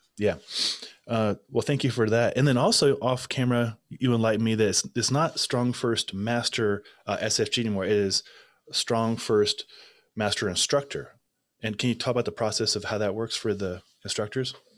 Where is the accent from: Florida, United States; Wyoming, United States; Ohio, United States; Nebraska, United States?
Nebraska, United States; I'm from Nebraska.